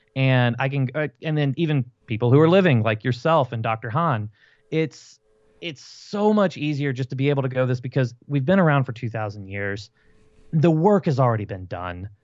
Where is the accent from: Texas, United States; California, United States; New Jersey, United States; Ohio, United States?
Texas, United States; Fort Worth; they sent me two hours away from where I grew up in Fort Worth, Texas